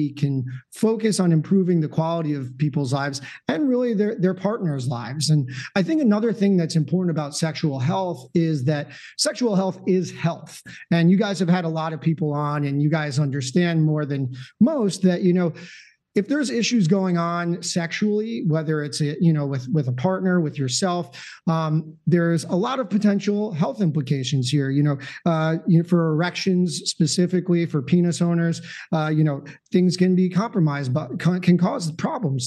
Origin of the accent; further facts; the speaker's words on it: New Jersey, United States; I grew up in North Jersey